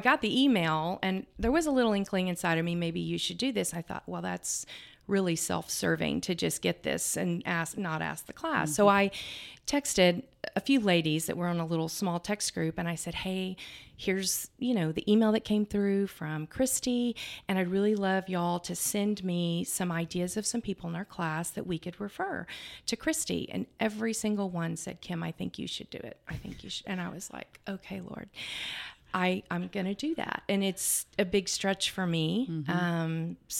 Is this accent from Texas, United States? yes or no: yes; Houston, Texas, United States; born there; I was born in Houston with my brother and I in this apartment, and my biological dad was offshore.